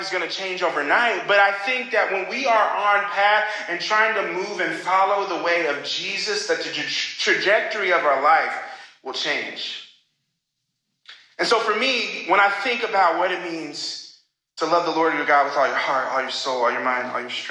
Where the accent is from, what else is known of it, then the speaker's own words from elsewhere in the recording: Oklahoma, United States; moved away as an adult; now in Chicago, United States; when I was in high school and in my hometown in Oklahoma